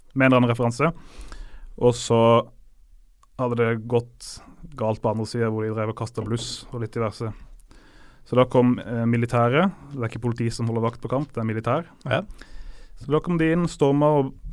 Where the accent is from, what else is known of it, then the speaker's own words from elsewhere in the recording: Norway; also born or lived in Montevideo, Uruguay; som nordmann